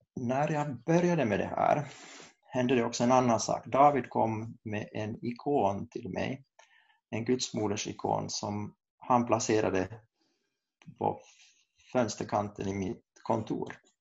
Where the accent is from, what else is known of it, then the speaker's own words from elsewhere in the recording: Kokkola, Central Ostrobothnia, Finland; moved away as an adult; also born or lived in Saint Petersburg, Russia; now in Uppsala, Sweden; jag kommer från Karleby i Österbotten